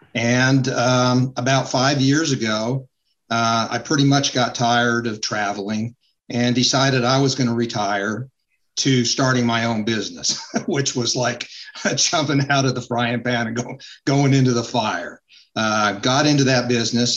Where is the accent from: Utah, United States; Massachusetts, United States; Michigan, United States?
Utah, United States; moved away as an adult; now in North Carolina, United States; Was born and raised in Utah. Uh, came out to North Carolina uh, to go to school